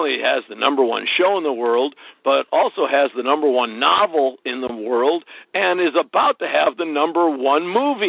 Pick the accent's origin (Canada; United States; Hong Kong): United States; Midwest; Because I was actually from the Midwest.